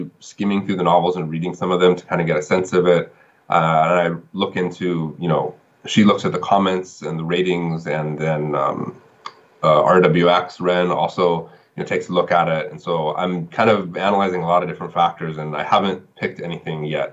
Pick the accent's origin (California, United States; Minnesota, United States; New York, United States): California, United States; San Diego; now in China; I'm originally from San Diego